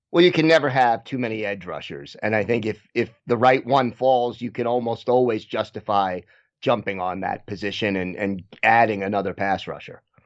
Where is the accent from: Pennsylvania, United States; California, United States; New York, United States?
New York, United States; I was from New York